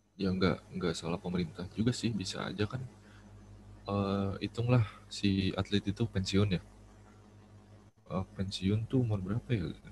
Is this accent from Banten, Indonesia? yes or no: no; West Java, Indonesia; aku kan orang Jawa gitu ya, orang Jawa asli, iya. Jawa Barat